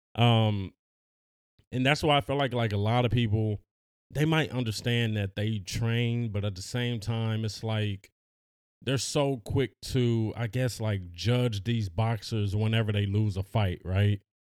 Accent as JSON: {"language": "English", "town": "Los Angeles", "region": "California", "country": "United States", "said": "we're from Los Angeles"}